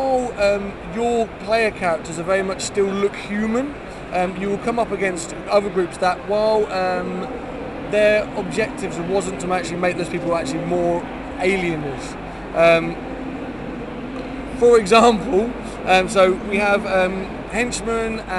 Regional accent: United Kingdom; we're British

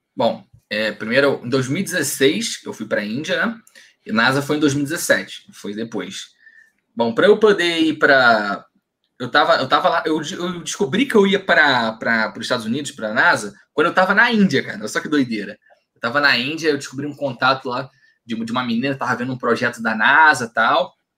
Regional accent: São Gonçalo, Rio de Janeiro, Brazil; sou de São Gonçalo

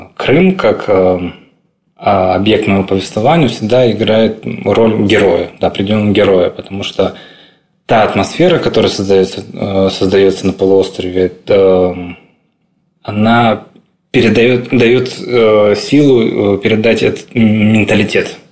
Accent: Crimea, Ukraine; moved away as an adult; now in Kyiv, Ukraine; своим домом то небольшое село, с которого мы родом

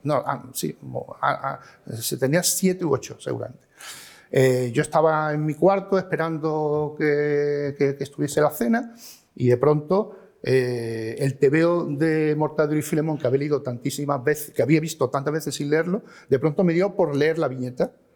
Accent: Málaga, Andalusia, Spain; moved away as an adult; also born or lived in Madrid; nací en Málaga y en 1966

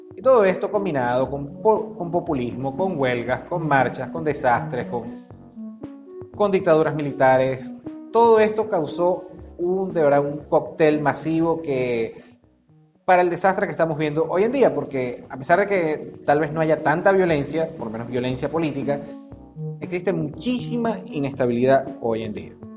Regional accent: Venezuela; como decimos en Venezuela

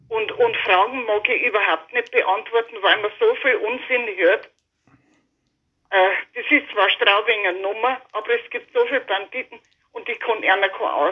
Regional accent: Chammünster, Bavaria, Germany; Weil äh, Kam ist einfach meine Heimat.

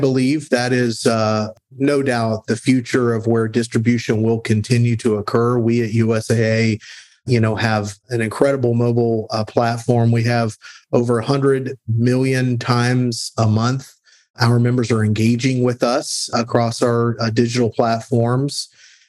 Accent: San Antonio, Texas, United States; I grew up in San Antonio, Texas

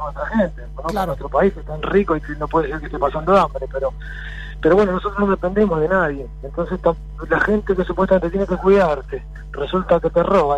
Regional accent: Argentina; somos argentinos, orgullosos de ser argentinos

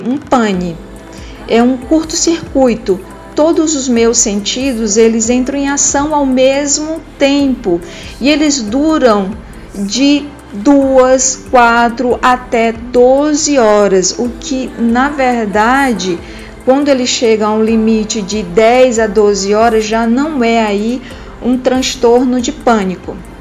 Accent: Ceará, Brazil; Sou cearense, moro em Fortaleza

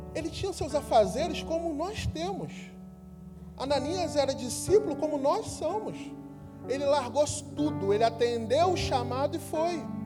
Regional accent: Rio de Janeiro, Brazil; nós, cariocas, que chamamos todo mundo de irmão

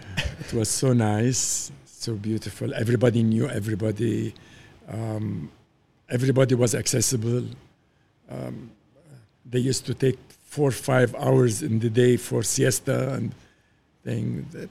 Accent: Beirut, Beirut Governorate, Lebanon; Well, it was the golden days of Beirut. I can say that, you know, going to the school in Beirut and then to the mountains were beautiful days.

